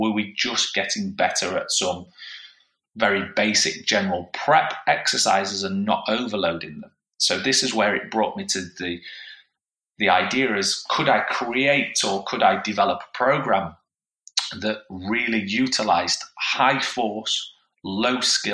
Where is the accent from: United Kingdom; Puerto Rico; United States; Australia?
United Kingdom; Yorkshire and the Humber; as a Yorkshire man